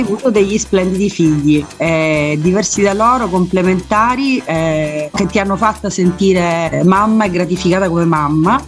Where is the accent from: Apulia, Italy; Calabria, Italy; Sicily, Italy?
Sicily, Italy; Messina; sono messinese